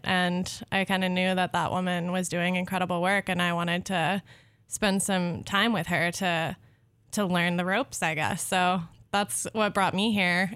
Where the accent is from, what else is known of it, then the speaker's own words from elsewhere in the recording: Southwest, United States; I'm from the Southwest.